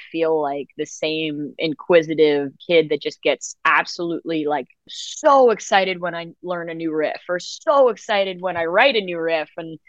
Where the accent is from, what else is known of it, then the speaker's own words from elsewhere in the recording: New York City, New York, United States; I grew up in New York City